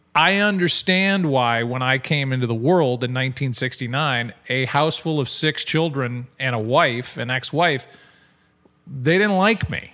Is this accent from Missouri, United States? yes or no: yes; St. Louis, Missouri, United States; as a Saint Louisan and as a Midwesterner